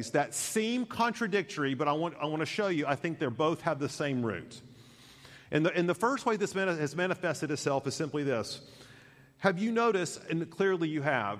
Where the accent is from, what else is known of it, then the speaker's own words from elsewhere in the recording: United States; I love being an American